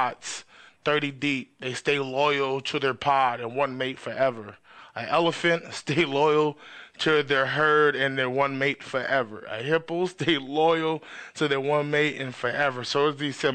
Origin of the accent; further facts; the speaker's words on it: New York City, New York, United States; now in California, United States; I'm an East Coast dude. Like, I was born in Queens, then came out here to Cali